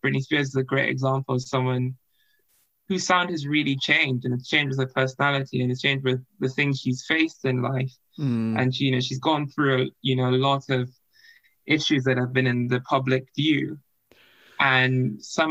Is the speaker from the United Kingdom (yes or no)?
no; Nigeria; I grew up in Nigeria